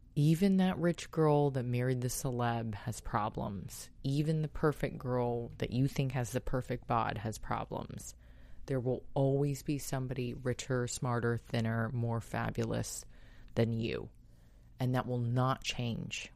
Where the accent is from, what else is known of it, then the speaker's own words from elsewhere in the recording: San Diego, California, United States; San Diego's shelters, my hometown